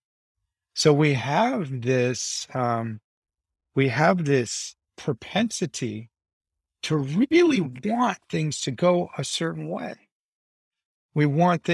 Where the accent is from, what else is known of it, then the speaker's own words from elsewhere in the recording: United States; I'm American. I grew up in a transactional society.